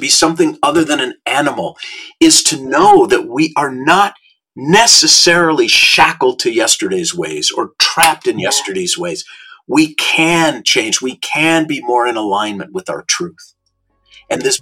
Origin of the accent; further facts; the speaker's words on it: Minneapolis, Minnesota, United States; now in Los Angeles, United States; when I was a young boy growing up in Minnesota